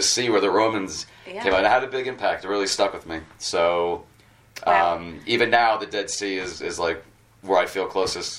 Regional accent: Boston, Massachusetts, United States; moved away as an adult; also born or lived in Atlanta, Georgia / New York; now in Jerusalem, Israel; I grew up in Boston, and then I went to college at the University of Georgia.

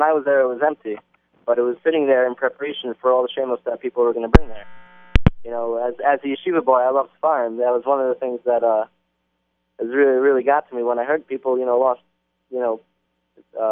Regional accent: Englewood, New Jersey, United States; also born or lived in Washington Heights; I live in Englewood

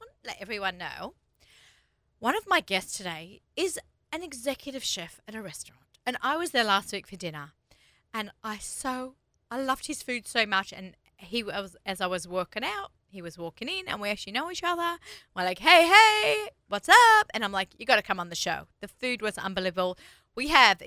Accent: Sydney, New South Wales, Australia; accent: Sydney accent; now in United States; I'm from Sydney

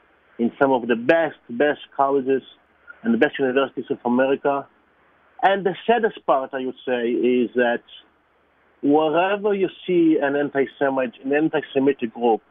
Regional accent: Israel; moved away; I was born in Israel, I'm Jewish

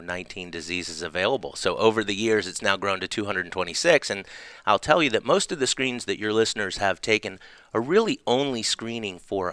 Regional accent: Charleston, South Carolina, United States; now in Atlanta, United States; I was born right here in Atlanta. In Atlanta, Georgia. Grew up in Charleston, South Carolina.

